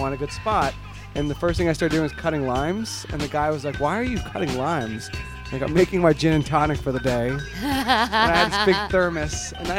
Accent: Miami, Florida, United States; also born or lived in New Jersey; Originally, I was born in Miami.

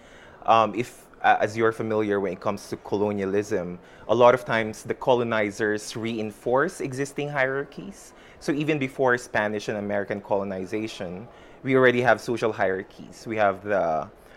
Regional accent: Philippines

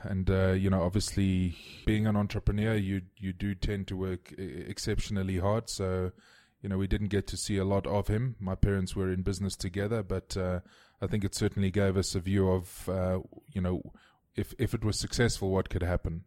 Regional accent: Cape Town, Western Cape, South Africa; I grew up in Constantia, which is in the southern suburbs of, uh, of Cape Town

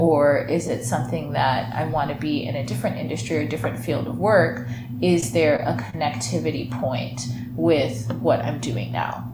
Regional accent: Michigan, United States; growing up in Michigan, like we both did

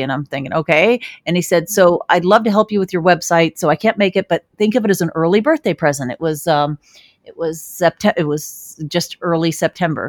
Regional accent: Chicago, Illinois, United States; born in Chicago

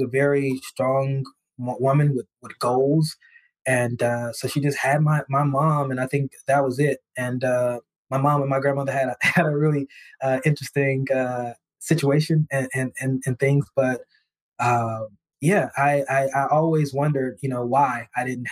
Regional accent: East Texas, United States; moved away; I'm originally from East Texas

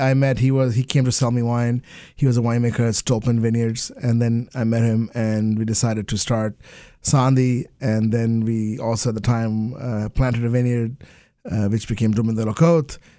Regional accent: Kolkata, West Bengal, India; moved away; also born or lived in England; I grew up in Calcutta

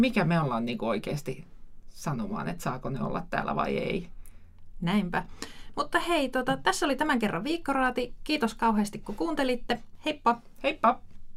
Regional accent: Lapland, Finland; meillä Lapissa on niin paljon sääskiä

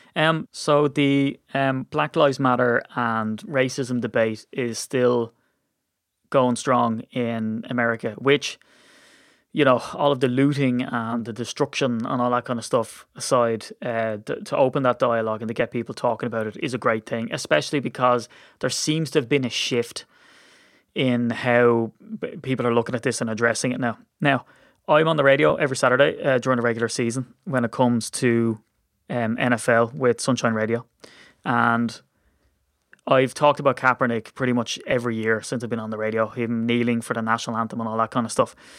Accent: Ireland; as an Irishman

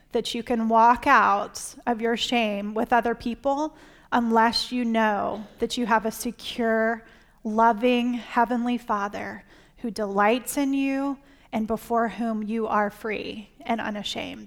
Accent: South Carolina, United States; now in Virginia, United States; I grew up in South Carolina, but now we live in Virginia

